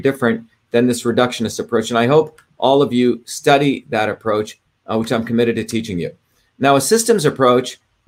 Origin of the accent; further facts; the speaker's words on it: India; as a kid growing up in India